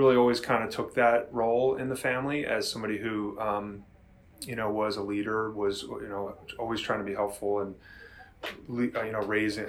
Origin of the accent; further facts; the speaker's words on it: Villanova, Pennsylvania, United States; also born or lived in Amherst, Massachusetts; I'm a lifer here on the mainline area. As you said, I grew up in Villanova. I went to Holy Child for my grade school years.